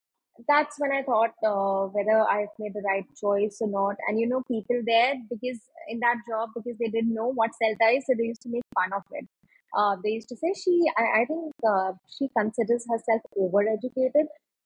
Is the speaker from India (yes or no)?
yes; Yamunanagar, Haryana, India; So I come from Yamunanagar.